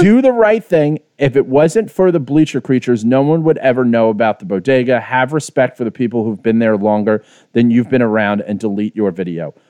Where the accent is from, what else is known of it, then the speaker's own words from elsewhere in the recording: New York City, New York, United States; moved away; I'm as Irish Bronx as it fucking gets